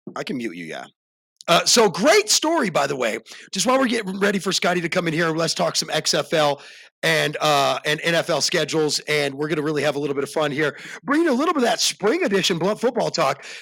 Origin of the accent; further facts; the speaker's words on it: the South, United States; I'm from the South